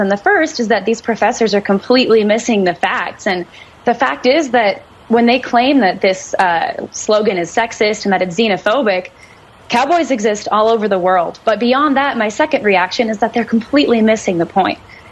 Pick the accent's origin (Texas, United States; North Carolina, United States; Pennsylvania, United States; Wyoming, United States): Wyoming, United States; Cheyenne; I was born and raised in Wyoming. I was born and raised in Wyoming's largest city.